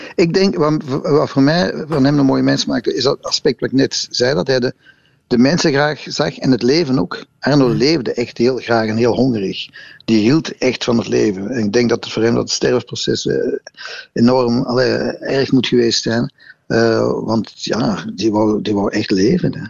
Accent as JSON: {"language": "Dutch", "town": "Brussels", "region": "Brussels-Capital Region", "country": "Belgium", "said": "als Brusselaars"}